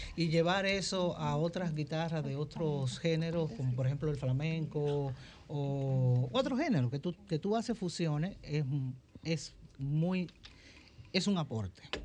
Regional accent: Dominican Republic; yo soy dominicana

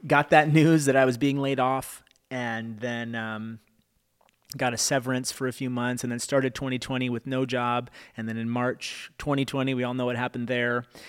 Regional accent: Fremont, California, United States; also born or lived in Oakland, United States / Davis, United States / Benicia, United States; I was born in Oakland. I moved to Fremont. I went to school in Davis, which is like an hour and a half away, which is like the furthest I've ever lived away

